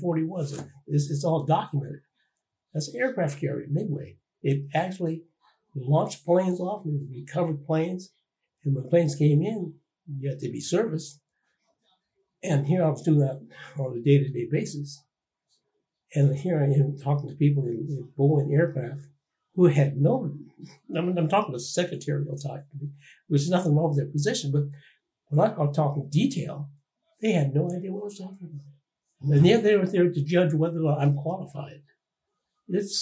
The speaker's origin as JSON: {"language": "English", "town": "Renton", "region": "Washington", "country": "United States", "tie": "born or raised there", "said": "my hometown, which is Renton, Washington"}